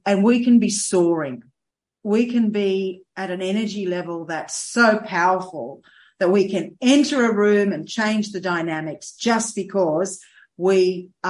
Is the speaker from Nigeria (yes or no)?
no; Sydney, New South Wales, Australia; also born or lived in Adelaide Hills; now in South Australia, Australia; we're both from Sydney.